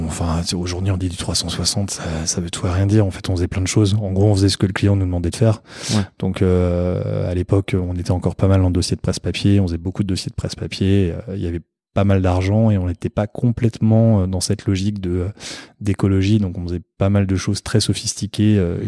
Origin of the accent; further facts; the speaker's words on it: Paris, Île-de-France, France; moved away; also born or lived in Fontainebleau / Perche; je suis né à Paris, j'ai vécu toute ma vie à Paris.